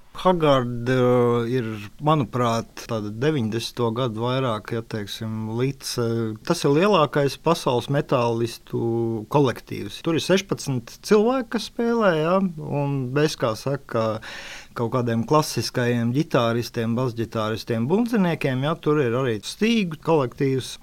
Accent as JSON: {"language": "Latvian", "area": "near Jelgava", "region": "Zemgale", "country": "Latvia", "said": "es pats esmu netālu no Jālgavas"}